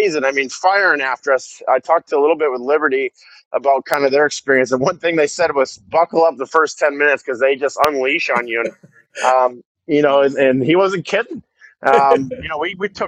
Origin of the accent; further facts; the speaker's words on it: Michigan, United States; moved away as an adult; I'm from Michigan.